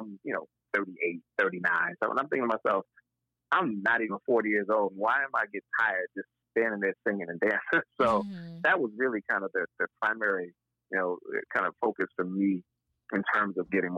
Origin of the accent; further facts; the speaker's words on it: Buffalo, New York, United States; moved away as an adult; also born or lived in Boston; now in Atlanta, United States; I grew up in Buffalo. I lived in Boston before I moved to Atlanta